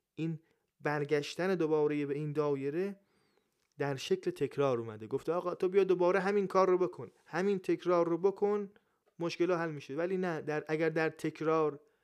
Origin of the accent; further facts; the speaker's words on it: Iran; من ایرانیم